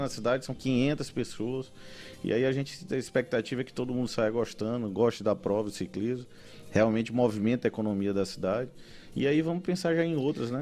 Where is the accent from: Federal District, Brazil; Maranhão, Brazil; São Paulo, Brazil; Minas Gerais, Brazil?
Maranhão, Brazil; São Luís; eu sou ludovicense, gosto muito da, da minha cidade